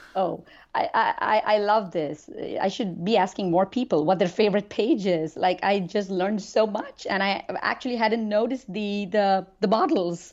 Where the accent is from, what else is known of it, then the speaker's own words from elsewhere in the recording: India; now in United States; growing up in India